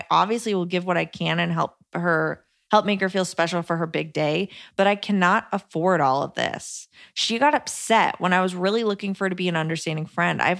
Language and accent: English; California, United States; He is from Utah, not Mormon, and I am from California.